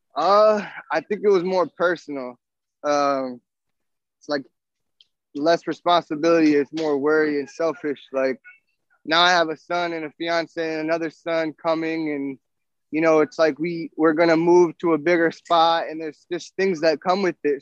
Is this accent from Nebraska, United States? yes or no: yes; Nebraska, United States; moved away; I'm from Nebraska originally.